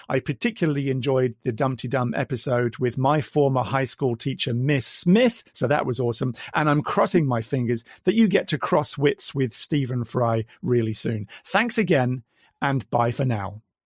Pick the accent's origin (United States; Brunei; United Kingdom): United Kingdom; Midlands; now in Queensland, Australia; I've already said I'm from Australia, but originally I hail from the Midlands in the UK